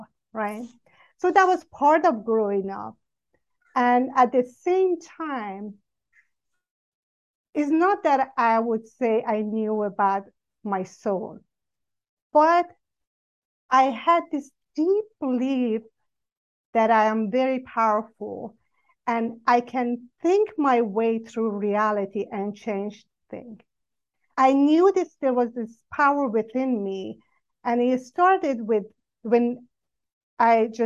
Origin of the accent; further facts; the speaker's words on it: Iran; I grew up in Iran, and majority are Muslim